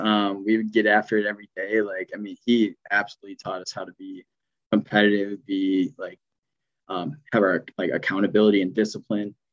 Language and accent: English; West Bend, Wisconsin, United States; I grew up in the West Bend, kind of Jackson area